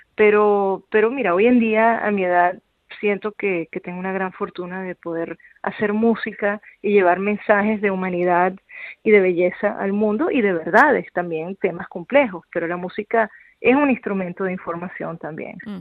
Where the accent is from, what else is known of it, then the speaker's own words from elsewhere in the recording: Venezuela; moved away; yo soy venezolana